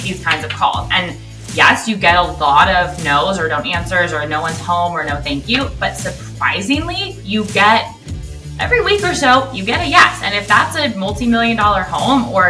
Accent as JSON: {"language": "English", "town": "Los Angeles", "region": "California", "country": "United States", "tie": "born or raised there", "also_born_or_lived": "Westlake Village / Malibu", "said": "I grew up in the San Fernando Valley and then moved to Westlake Village"}